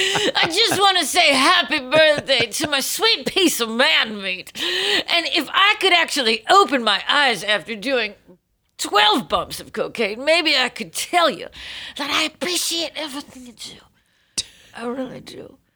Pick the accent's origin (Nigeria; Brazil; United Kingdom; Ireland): Ireland; Lucky for you, I'm Irish, and I don't really have that much to take care of.